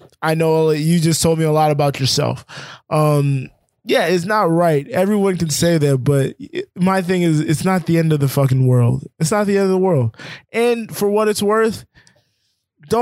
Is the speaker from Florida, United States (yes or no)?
yes; Florida, United States; we grew up in Florida